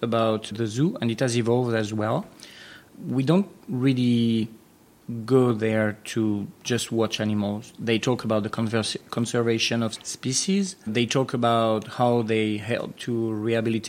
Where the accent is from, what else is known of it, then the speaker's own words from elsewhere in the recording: France; moved away as an adult; also born or lived in United States / Mexico / Brazil; now in Singapore; I was born in France